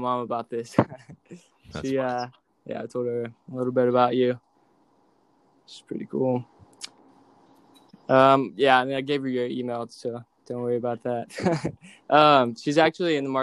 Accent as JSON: {"language": "English", "town": "Katy", "region": "Texas", "country": "United States", "also_born_or_lived": "College Station, Texas", "said": "I'm from Katy, Texas, 21 years old"}